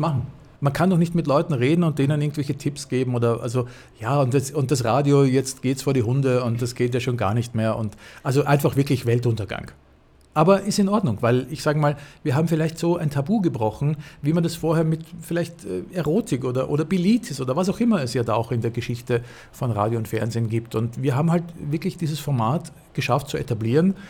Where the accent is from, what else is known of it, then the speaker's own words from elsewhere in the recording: Austria; moved away; dass ich als Österreicher